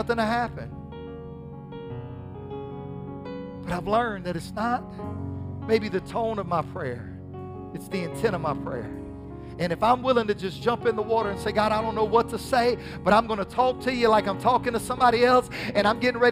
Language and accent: English; the South, United States; accent: southern drawl; a lot of us have a southern drawl